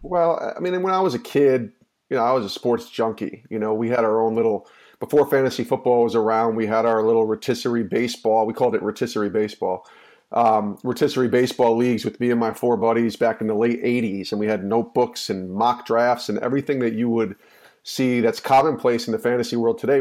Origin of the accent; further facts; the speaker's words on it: outside of Albany, New York, United States; the town I grew up in outside of Albany, New York